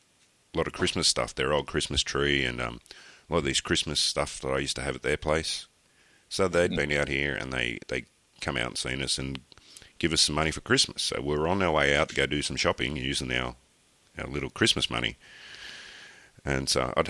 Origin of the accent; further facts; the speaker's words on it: Australia; being an Australian, because we're all drunks down here